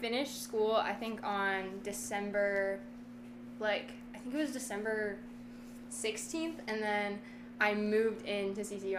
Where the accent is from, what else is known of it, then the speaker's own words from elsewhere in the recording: Marinette, Wisconsin, United States; So I'm from Marinette, Wisconsin. I actually have moved around like 13 times in my whole life. So I'd say I'm from Marinette because I've lived there probably the longest.